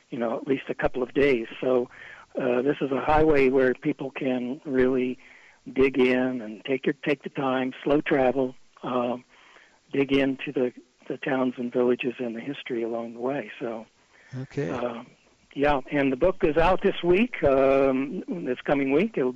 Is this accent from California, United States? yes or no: no; Decatur, Illinois, United States; moved away as an adult; now in Denver, United States; I grew up on Route 36 in Decatur, Illinois, which runs right the highway runs right through town.